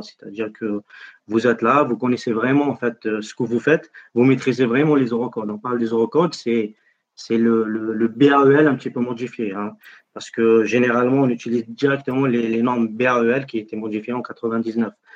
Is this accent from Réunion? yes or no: no; Algeria; moved away as an adult; now in France; je suis algérien